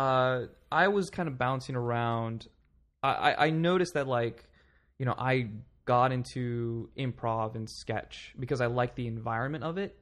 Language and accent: English; Palm Springs, California, United States; now in New York City, United States; I grew up in Palm Springs, California.